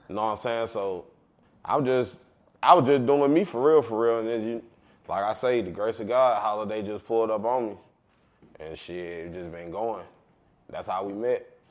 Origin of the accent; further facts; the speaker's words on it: Marietta, Georgia, United States; I'm from Cobb County. But I'm from the heart of Carlton. I'm from, we, they call it Marietta, we call it Marietta